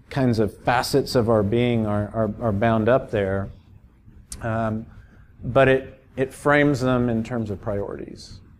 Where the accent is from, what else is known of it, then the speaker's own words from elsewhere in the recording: Miami, Florida, United States; I grew up in Miami. 3% of folks in the metro area go to church